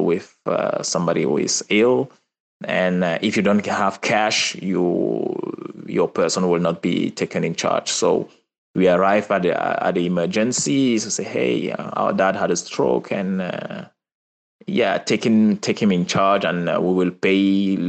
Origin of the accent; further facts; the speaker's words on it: Douala, Littoral, Cameroon; also born or lived in Marseille, France; I was born and raised in Cameroon.